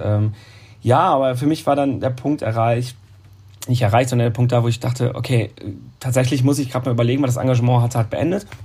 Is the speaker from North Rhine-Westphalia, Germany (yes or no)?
yes; Münsterland, North Rhine-Westphalia, Germany; moved away as an adult; also born or lived in Baden-Baden, Germany; now in Cologne, Germany; eigentlich bin ich ja kein Kölner, ich bin ein Münsterländer. Komme von der holländischen Grenze ah, direkt